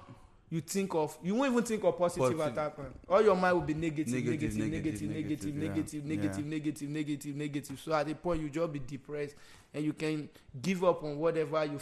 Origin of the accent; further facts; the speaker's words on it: Nigeria; now in United States; we are Nigerian, we live in America